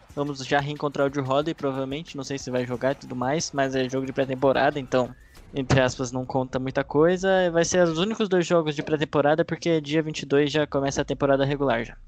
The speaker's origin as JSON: {"language": "Portuguese", "region": "interior of São Paulo", "country": "Brazil", "accent": "caipira", "said": "eu sou caipira aqui, interior de São Paulo"}